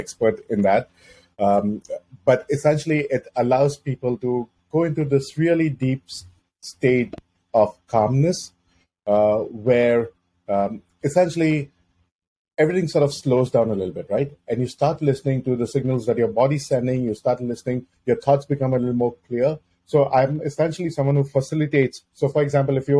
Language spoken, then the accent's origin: English; Mumbai, Maharashtra, India; moved away as an adult; now in North America; I grew up in Mumbai, India